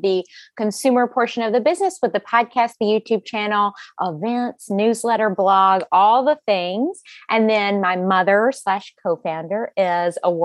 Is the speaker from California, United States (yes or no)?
no; Alabama, United States; moved away as an adult; also born or lived in Virginia; I'm from Alabama